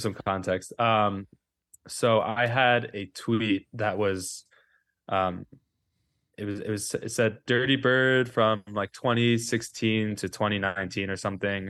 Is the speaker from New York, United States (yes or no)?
yes; New York City, New York, United States; I grew up on West End Avenue in Manhattan